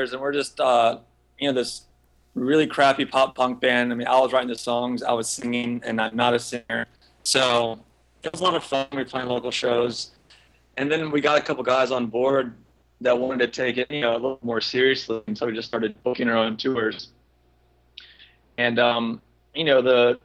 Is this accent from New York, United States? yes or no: no; near Orlando, Central Florida, United States; I grew up in Florida, Central Florida, near Orlando